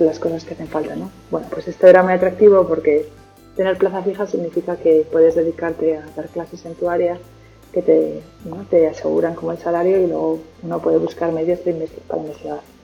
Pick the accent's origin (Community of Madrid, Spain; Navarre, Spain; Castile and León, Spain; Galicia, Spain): Navarre, Spain; Pamplona; moved away as an adult; now in Perth, Australia; soy de Pamplona, aunque ya desde hace un par de años tengo también la nacionalidad australiana y ya llevo siete años viviendo en este país.